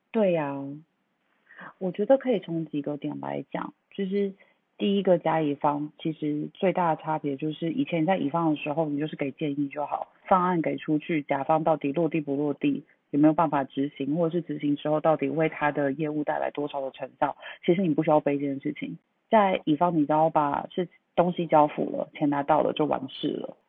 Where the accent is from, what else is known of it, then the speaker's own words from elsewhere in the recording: Taipei, Taiwan; moved away as an adult; also born or lived in Shenzhen, China; now in Hangzhou, China; 因为我是土生土长台北人，就是从念书，然后小时候考运很比较好，就连大学都留在台北，然后工作也都在台北